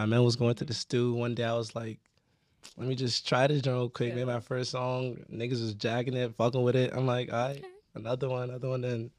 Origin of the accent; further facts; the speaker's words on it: Largo, Prince George's County, Maryland, United States; also born or lived in Nigeria (ancestry); I mean, I stayed around the Largo Safro, but went to school, Central High School.